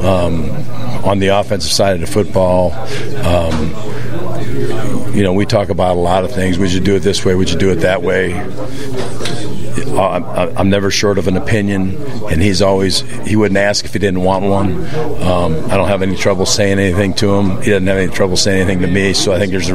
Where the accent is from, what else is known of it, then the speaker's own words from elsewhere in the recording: Aurora, Illinois, United States; moved away; I grew up in Aurora